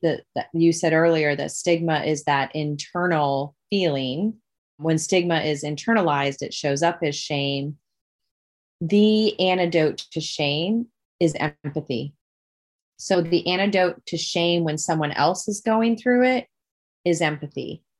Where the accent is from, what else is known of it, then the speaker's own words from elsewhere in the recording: Dubuque, Iowa, United States; my hometown, Dubuque, Iowa